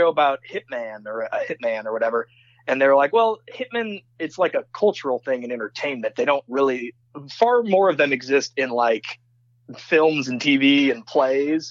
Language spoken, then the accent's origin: English; Davenport, Iowa, United States; now in Iowa City, United States; where I grew up in Davenport, Iowa